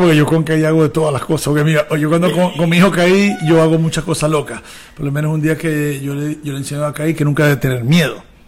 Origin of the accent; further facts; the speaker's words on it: Maracaibo, Zulia, Venezuela; accent: maracucho; nosotros somos de Maracaibo